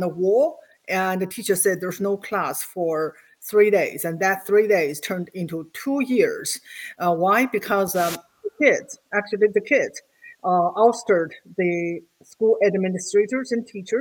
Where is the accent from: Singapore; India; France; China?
China; English is a second language; moved away as an adult; now in United States; I grew up in Mao's China when I was in my first grade